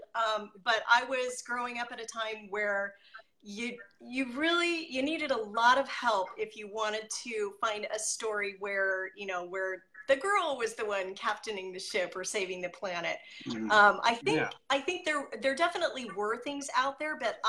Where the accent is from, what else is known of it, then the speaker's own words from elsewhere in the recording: Merced, California, United States; I grew up in Merced, California